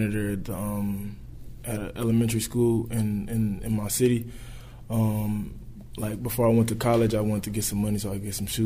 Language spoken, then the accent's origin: English; Indianapolis, Indiana, United States; A couple of things that I loved about my hometown is just basketball is just a big thing